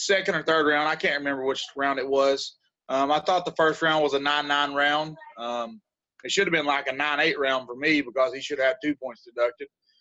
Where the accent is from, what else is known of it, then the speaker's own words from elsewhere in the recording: United States; I'm an American